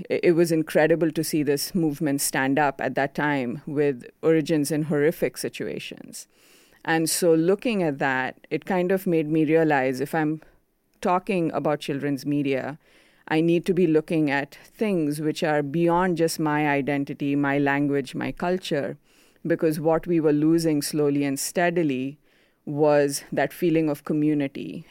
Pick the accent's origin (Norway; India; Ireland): India; first language Konkani; English is a second language; moved away; I grew up in India, which is a much more conservative society